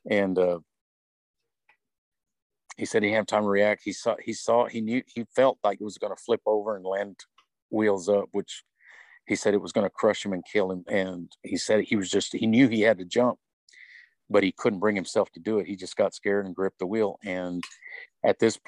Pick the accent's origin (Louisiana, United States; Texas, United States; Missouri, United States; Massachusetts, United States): Texas, United States; Odessa; we grew up in Odessa